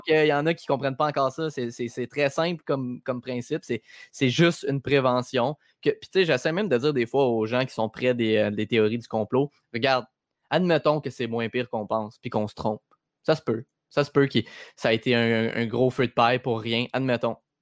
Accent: Quebec, Canada

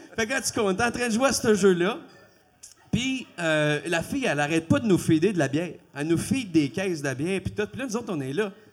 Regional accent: Quebec, Canada; first language French; je suis un Québécois ma première langue, c'est le français

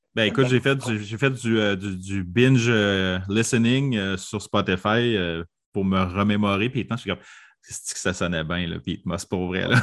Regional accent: Quebec, Canada; Je viens du Québec.

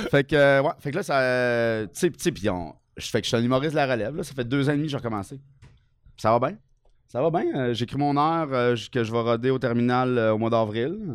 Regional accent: Quebec, Canada; Euh, moi, je viens euh, du Bas-Saint-Laurent.

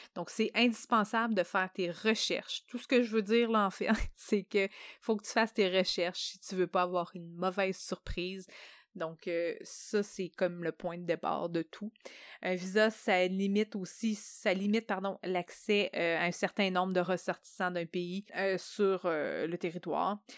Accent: Canada; en tant que Canadien

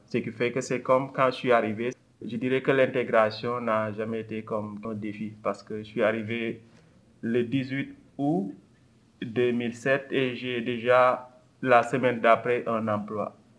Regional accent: Senegal; also born or lived in France; now in Montreal, Canada; Je suis né au Sénégal, j'ai fait mes études en France et je suis arrivé au pays, euh, le Québec, en 2007

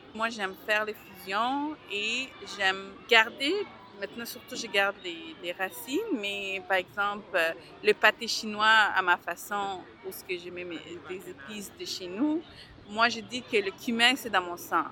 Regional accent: Montreal, Quebec, Canada; also born or lived in Bangladesh; je suis d'origine du Bangladesh. Nous sommes arrivés avec ma mère le 16 novembre 1988 à Montréal directement de Bangladesh

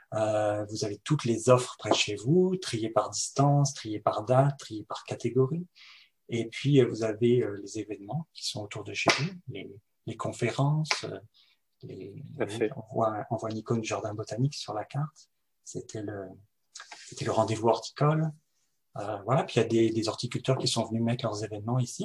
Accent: France; now in Montreal, Canada; je suis français, je viens de France

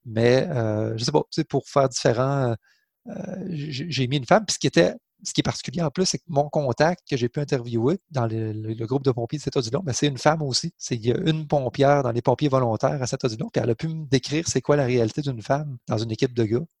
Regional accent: Saint-Odilon-de-Cranbourne, Quebec, Canada; j'ai grandi en Beauce

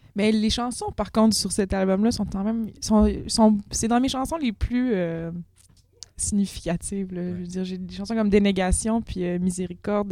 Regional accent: Quebec, Canada; on est au Québec

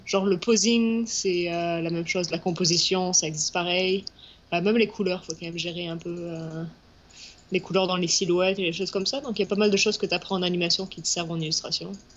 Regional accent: southwest France, France; moved away as an adult; also born or lived in Paris, France; now in Montreal, Canada

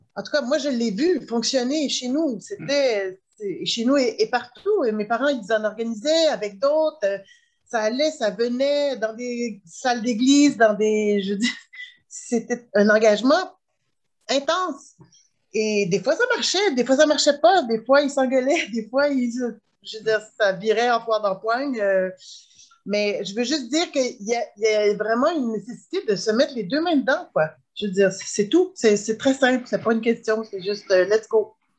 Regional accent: Quebec, Canada; je suis née ici au Québec et de parents très, très militants

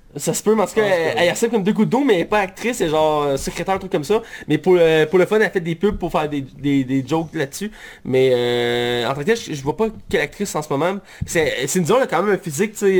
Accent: Quebec, Canada; je suis québécois.

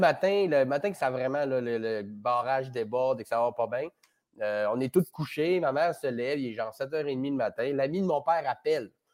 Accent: Chicoutimi, Quebec, Canada; moved away; je viens du Saguenay, fait que j'étais à même euh, à Chicoutimi pendant le déluge

